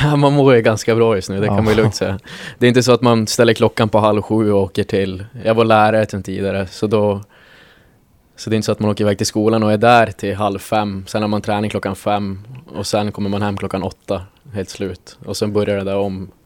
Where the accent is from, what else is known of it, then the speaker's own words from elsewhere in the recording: Norrbotten County, Sweden; moved away; jag kommer ifrån, jag kommer ifrån Norrbotten